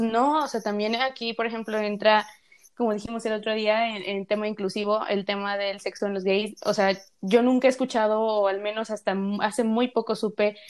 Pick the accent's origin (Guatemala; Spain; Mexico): Mexico; accent: Mexican; nuestro país, que pues somos mexicanas por si no nos han escuchado el acento